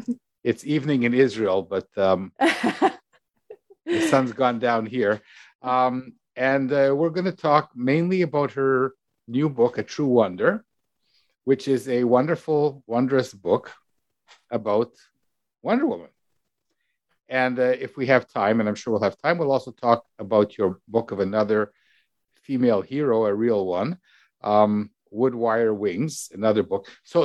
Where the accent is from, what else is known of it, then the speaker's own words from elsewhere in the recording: Canada; I'm from Canada. What are underoos?